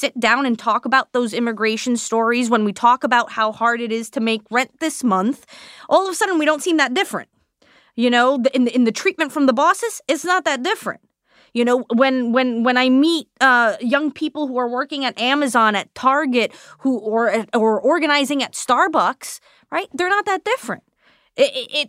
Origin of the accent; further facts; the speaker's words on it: New York City, New York, United States; I'm born and raised in my district